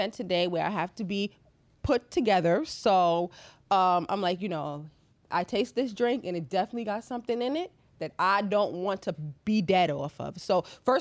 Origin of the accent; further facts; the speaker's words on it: New York, United States; being from New York or growing up in New York